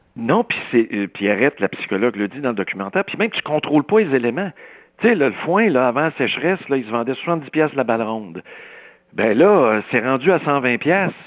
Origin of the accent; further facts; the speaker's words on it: Saint-Rémi, Quebec, Canada; je viens d'un milieu rural, là, je peux t'en parler des suicides dans le rang Saint-Paul, chez nous à Saint-Rémy